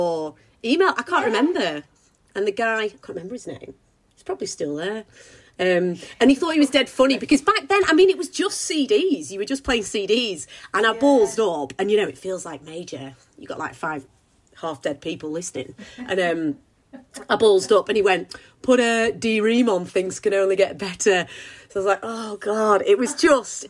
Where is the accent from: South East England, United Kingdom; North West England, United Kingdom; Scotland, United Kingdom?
North West England, United Kingdom; Preston; I'm originally from Preston, from the Northwest